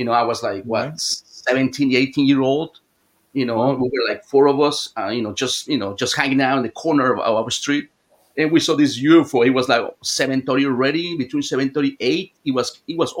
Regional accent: Mexico City, Mexico; I was born in Mexico City

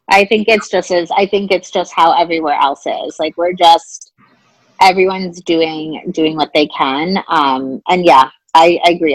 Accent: New York City, New York, United States; as a New Yorker

